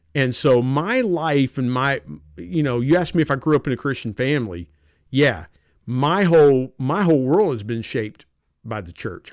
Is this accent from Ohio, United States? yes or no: yes; South Point, Ohio, United States; moved away as an adult; also born or lived in Belpre, Ohio; now in Barboursville, United States; I grew up in a little town called South Point, Ohio